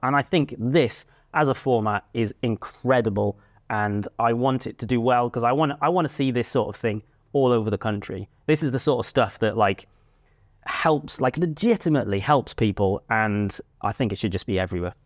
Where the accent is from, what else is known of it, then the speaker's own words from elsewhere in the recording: Cardiff, Wales, United Kingdom; moved away; I grew up in Cardiff